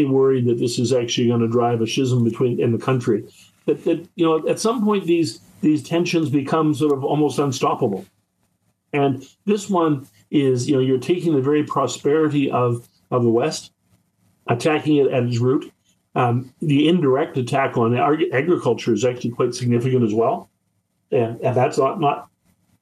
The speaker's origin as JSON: {"language": "English", "town": "Whitehorse", "region": "Yukon", "country": "Canada", "tie": "born or raised there", "said": "I grew up in Whitehurst"}